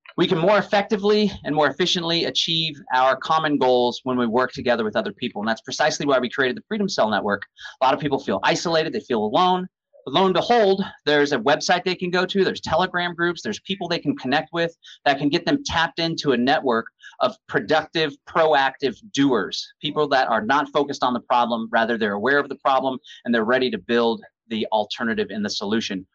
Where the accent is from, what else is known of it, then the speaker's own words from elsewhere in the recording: Austin, Texas, United States; I'm from Austin, so we have this Austin Trail of Lights